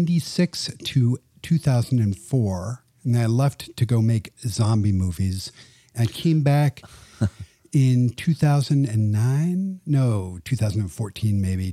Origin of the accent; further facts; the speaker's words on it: England, United Kingdom; I grew up in England, and for us, magic was Paul Daniels, who was a funny, older, bald guy who made corny jokes on TV.